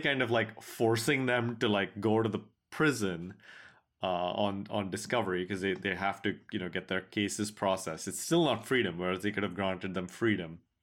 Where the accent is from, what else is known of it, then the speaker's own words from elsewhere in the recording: United States; we in America